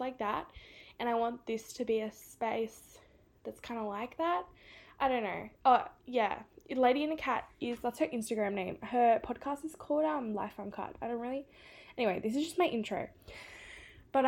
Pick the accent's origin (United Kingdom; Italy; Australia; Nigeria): Australia; Sydney, New South Wales; accent: Australian; I'm from Sydney in New South Wales.